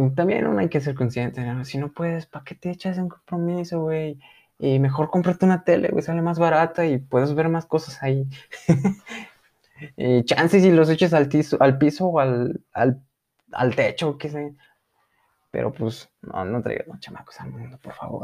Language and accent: Spanish; Mexico